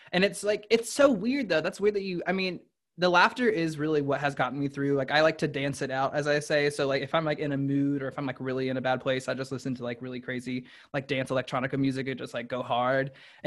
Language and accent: English; the South, United States; growing up in the South